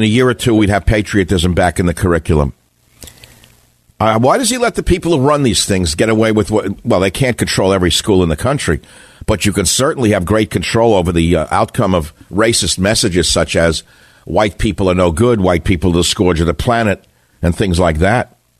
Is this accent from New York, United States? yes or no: yes; New York City, New York, United States; I'm from Queens.